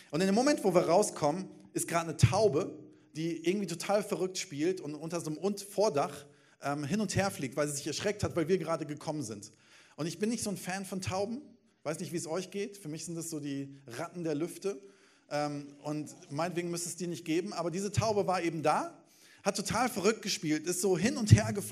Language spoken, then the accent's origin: German; Bochum, North Rhine-Westphalia, Germany; Ähm, ich komme aus Bochum und ich liebe das Ruhrgebiet. Ich liebe im Ruhrgebiet zu leben.